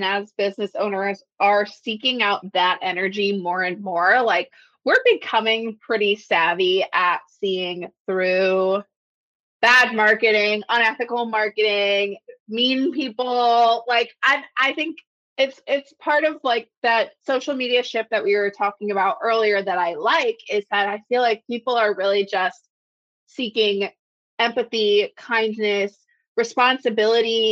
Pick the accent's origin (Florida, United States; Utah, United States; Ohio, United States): Florida, United States; now in Chicago, United States; I'm from Florida